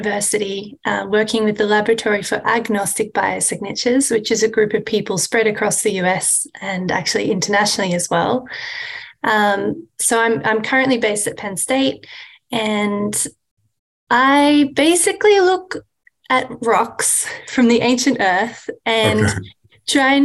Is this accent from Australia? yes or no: yes; Australia; moved away as an adult; also born or lived in Sydney, Australia; now in United States; I'm originally from Australia